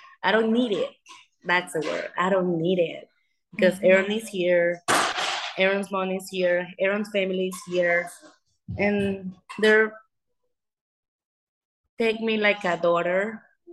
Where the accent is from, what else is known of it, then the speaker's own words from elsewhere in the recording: Venezuela; English is a second language; moved away as an adult; also born or lived in Las Vegas, United States; now in United States; I'm from Venezuela, but I live here